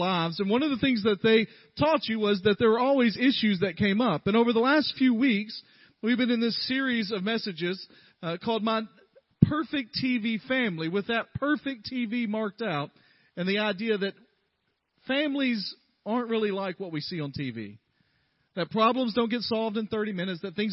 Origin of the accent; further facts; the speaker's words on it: the South, United States; I'm from the South